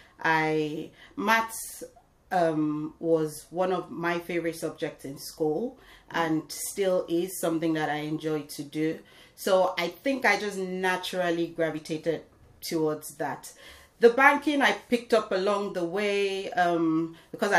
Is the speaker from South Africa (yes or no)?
no; Nigeria; moved away as an adult; also born or lived in Cardiff, Wales; now in United Kingdom; So I was born in Wales, in Cardiff, and I spent a couple of years here in the UK before going back home to Nigeria with my family, and I basically grew up back home in Nigeria, and I returned back here about 15-16 years ago